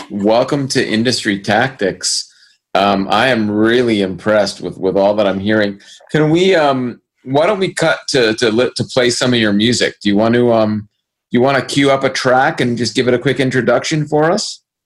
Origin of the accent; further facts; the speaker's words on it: Brampton, Ontario, Canada; Brampton, in my hometown